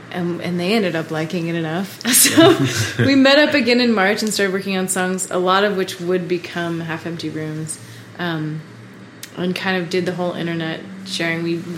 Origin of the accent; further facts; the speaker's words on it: New York, United States; moved away as an adult; now in Colorado, United States; we are from New York